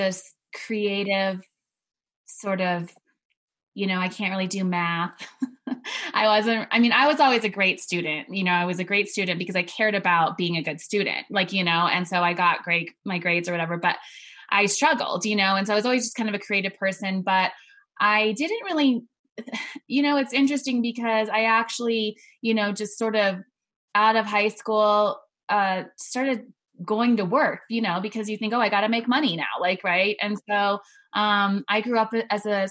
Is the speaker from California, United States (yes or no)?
no; Hawaii, United States; moved away; also born or lived in La Junta, Colorado; I was originally from Hawaii.